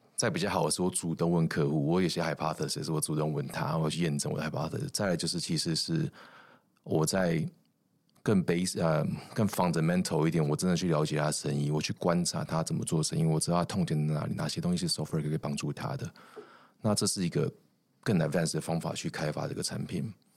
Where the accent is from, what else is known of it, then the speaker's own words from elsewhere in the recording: Taiwan; 我们台湾人才又比较相对下，呃，cost 会比较低，跟美国比起来